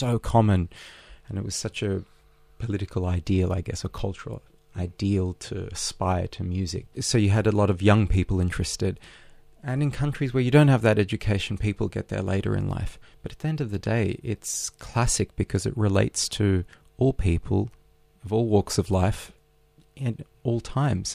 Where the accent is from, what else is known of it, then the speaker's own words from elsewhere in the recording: Sydney, New South Wales, Australia; English is a second language; moved away as an adult; also born or lived in Odessa, Ukraine / St. Petersburg, Russia / Berlin, Germany; I'm an Australian boy who grew up in Bondi